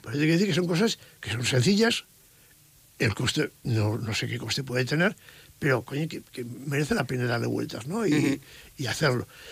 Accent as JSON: {"language": "Spanish", "area": "La Ribera", "region": "Navarre", "country": "Spain", "tie": "born or raised there", "said": "soy de la Ribera"}